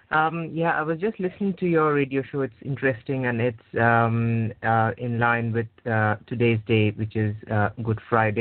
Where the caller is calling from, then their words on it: United Kingdom; I'm calling from the United Kingdom.